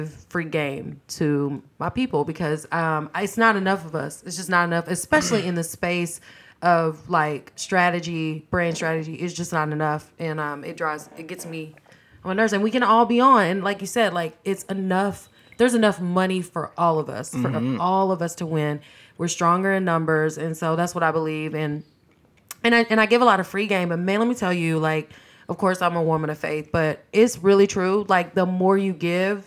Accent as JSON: {"language": "English", "town": "Texarkana", "region": "Texas", "country": "United States", "tie": "born or raised there", "said": "I went to A&M in my hometown, which is Texarkana."}